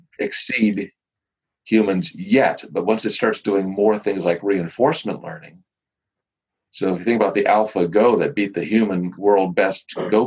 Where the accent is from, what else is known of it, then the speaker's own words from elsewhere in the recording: Louisiana, United States; I'm a scientist and I'm from Louisiana and I have a brother in Delaware.